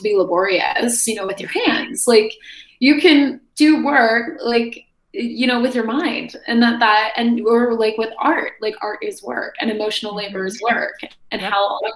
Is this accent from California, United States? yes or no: no; Joliet, Illinois, United States; moved away; I'm from Joliet. I'm from like a southwest suburb of Chicago